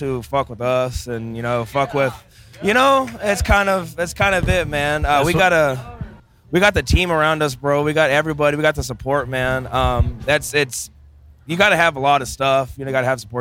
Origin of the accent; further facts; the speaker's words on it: Bakersfield, California, United States; Bakersfield, born and raised.